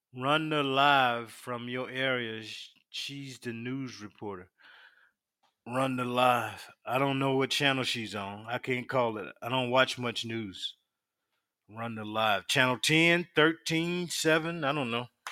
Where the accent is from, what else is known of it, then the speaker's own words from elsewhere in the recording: Union, South Carolina, United States; now in Virginia Beach, United States; I'm from South Carolina. Little hick town called Union. Union, South Carolina